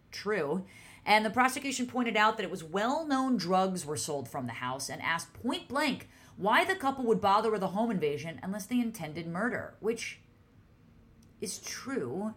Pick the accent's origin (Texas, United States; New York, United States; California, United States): New York, United States; I'm a New Yorker